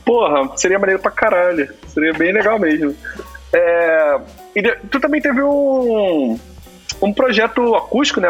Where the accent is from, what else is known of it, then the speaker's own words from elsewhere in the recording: Rio de Janeiro, Brazil; now in São Paulo, Brazil; sou de Guadalupe